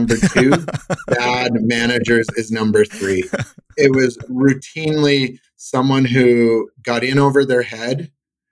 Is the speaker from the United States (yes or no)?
no; Saskatchewan, Canada; now in Calgary, Canada; I'm from Saskatchewan, which for the Americans is the Midwest of Canada, prairies, small suburban city of 200,000 people.